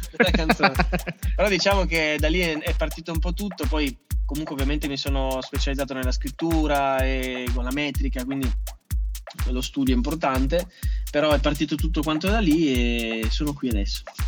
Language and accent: Italian; Ferrara, Emilia-Romagna, Italy; also born or lived in Ischia; anche se sono cresciuto a Ferrara